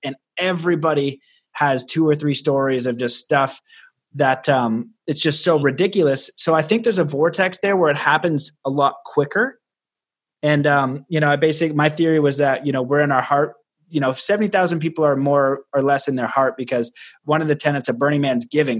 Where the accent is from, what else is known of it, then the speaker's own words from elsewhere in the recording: Canada; I'm Canadian